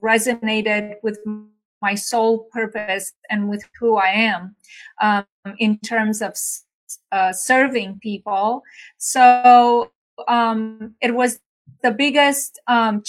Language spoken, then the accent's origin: English; Bucharest, Romania; moved away as an adult; now in United States; I'm originally from Bucharest, Romania. I came by myself to the U.S. 30 years ago